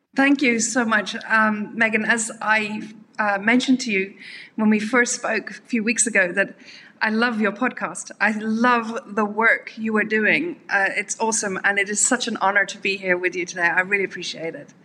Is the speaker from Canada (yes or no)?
no; Dublin, Leinster, Ireland; moved away as an adult; also born or lived in South Africa; I'm uh, from Ireland. Originally, I, I, spent most of my adult life in South Africa, but um, originally from Ireland.